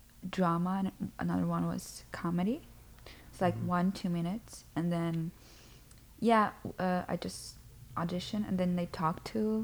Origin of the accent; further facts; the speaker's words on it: Brazil; English is a second language; moved away as an adult; now in United States; I'm from Brazil. You can see by my accent that I'm not from here.